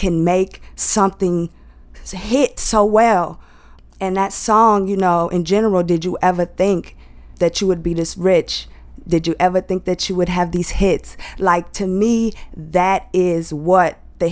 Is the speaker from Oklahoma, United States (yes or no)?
no; Lockhart, Texas, United States; also born or lived in Austin, Texas; I'm from Austin, Texas. I grew up with my grandparents. They're like a mother and father to me. So that was in a little town called Lockhart